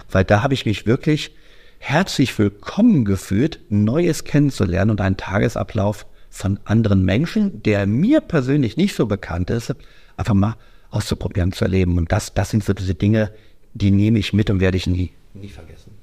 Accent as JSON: {"language": "German", "town": "Düsseldorf", "region": "North Rhine-Westphalia", "country": "Germany", "said": "Ich komme aus Düsseldorf."}